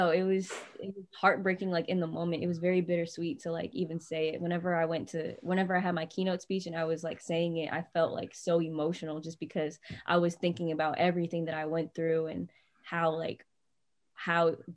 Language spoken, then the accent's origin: English; North Carolina, United States; now in Bay Area, United States; And they're like, You're not from here, are you? I was like, No, I'm from North Carolina.